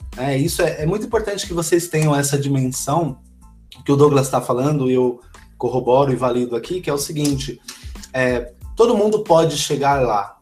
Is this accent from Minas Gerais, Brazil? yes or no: no; São Paulo, Brazil; todos nós que participamos desse grupo, né, que, que somos da cidade de Tiradentes